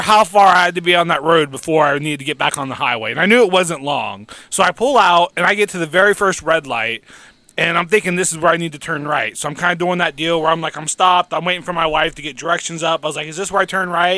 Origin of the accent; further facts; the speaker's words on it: West Virginia, United States; we're in Ohio. I'm from West Virginia